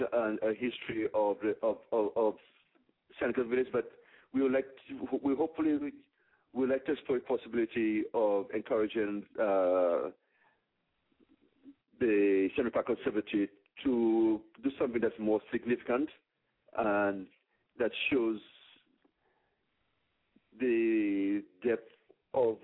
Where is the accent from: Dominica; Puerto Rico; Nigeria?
Dominica; now in New York, United States; I'm originally from Dominica.